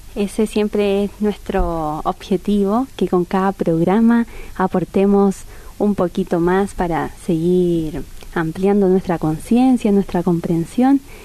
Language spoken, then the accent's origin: Spanish; Chile; moved away as an adult; now in Argentina; yo soy chilena